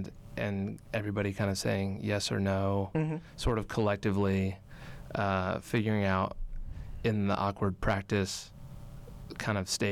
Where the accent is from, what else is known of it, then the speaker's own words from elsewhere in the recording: Arkansas, United States; moved away as an adult; now in Colorado, United States; So I'm from the south originally. I grew up in Arkansas